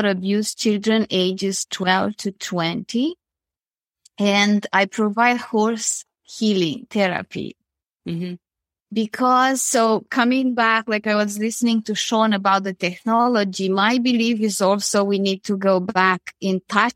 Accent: Romania; moved away as an adult; now in Canada; I'm originally from Romania and I left and I came to Canada where I live now close to Toronto.

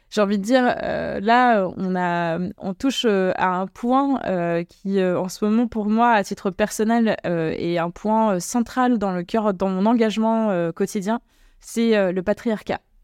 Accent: Normandy, France; moved away; also born or lived in Creuse; en Normandie aussi d'ailleurs. c'est là d'où je viens

